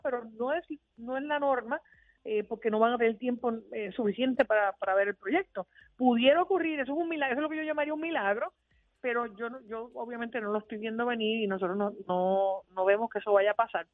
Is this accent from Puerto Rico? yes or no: yes; Puerto Rico; nosotros los puertorriqueños que vivimos aquí